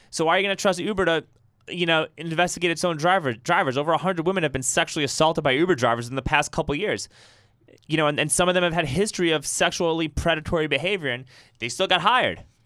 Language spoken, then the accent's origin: English; New York City, New York, United States; now in Austin, United States; I grew up in Riverdale in the Bronx